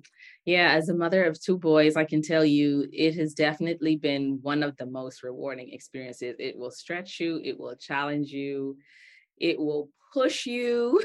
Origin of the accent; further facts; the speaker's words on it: Bahamas; now in United States; I grew up in the Bahamas, my dad's from Nigeria, my husband's from Togo, I live in the United States of America